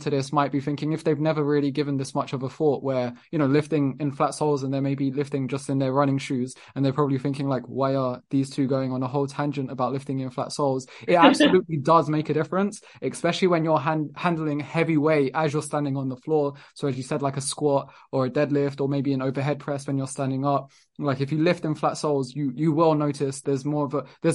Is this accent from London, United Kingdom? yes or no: yes; London, United Kingdom; moved away as an adult; now in Lisbon, Portugal; I was born and raised in London